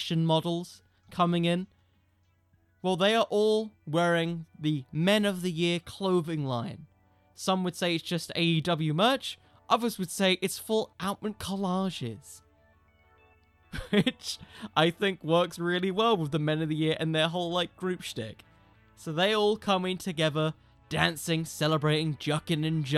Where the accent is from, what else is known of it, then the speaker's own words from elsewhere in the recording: United Kingdom; I'm British